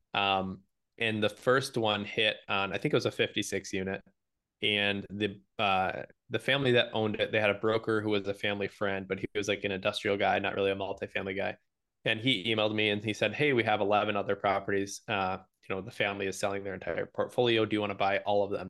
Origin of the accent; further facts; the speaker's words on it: Michigan, United States; I live in Michigan. I'm from Michigan.